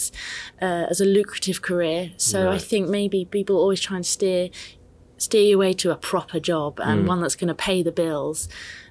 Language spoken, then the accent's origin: English; Reading, South East England, United Kingdom; moved away as an adult; now in London, United Kingdom; I'm actually from Reading, but I studied in London and subsequently work in London.